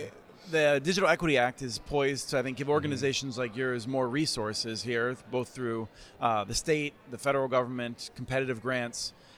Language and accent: English; Allentown, Pennsylvania, United States; And I'm from the eastern side of Pennsylvania. You're over there on the western side. I grew up in Allentown, Pennsylvania.